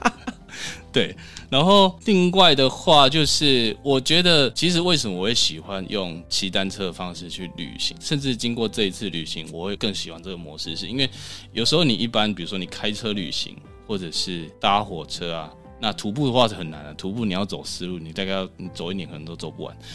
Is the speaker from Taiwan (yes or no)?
yes; Tainan, Taiwan; 我老家在台南，有那种小乡下那种红砖屋进去可以上厕所的地方